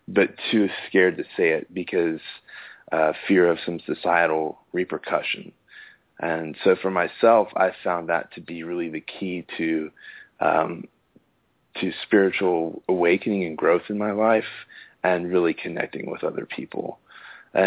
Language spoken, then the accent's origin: English; Austin, Texas, United States; I'm from Austin, Texas